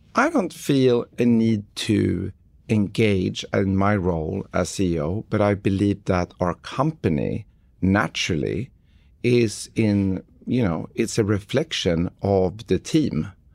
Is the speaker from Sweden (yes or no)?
yes; Stockholm, Stockholm County, Sweden; moved away; Sweden, where I grew up in Stockholm in, in the early 90s